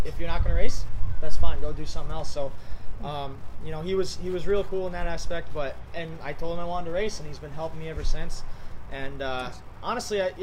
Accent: Ludlow, Massachusetts, United States; I'm from New England

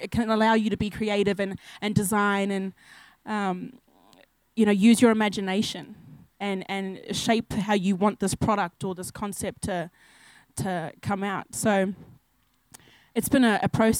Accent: Townsville, Queensland, Australia; moved away as an adult; also born or lived in Burdekin region, Queensland / Ayr / Home Hill, Queensland; now in Sydney, Australia; I grew up in Townsville.

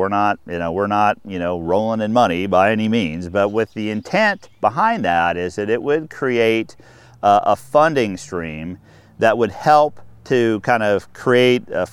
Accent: Anchorage, Alaska, United States; moved away as an adult; also born or lived in Washington / North Dakota; I grew up in Anchorage

